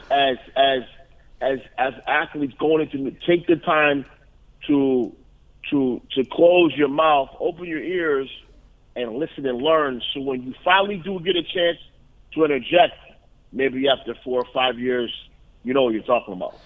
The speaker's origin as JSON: {"language": "English", "region": "Northeast", "country": "United States", "also_born_or_lived": "Columbus, Ohio", "said": "I'm from the Northeast"}